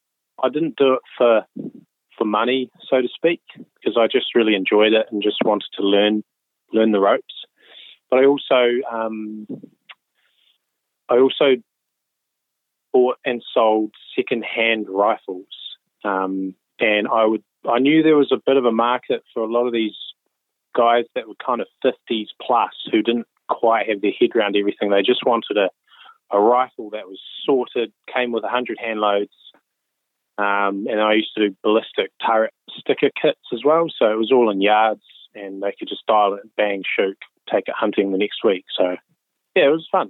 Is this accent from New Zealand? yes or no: yes; rural area north of Wellington, New Zealand; I grew up in Wellington, and well, not Wellington itself, kind of a rural area north of Wellington, about 45 minutes out.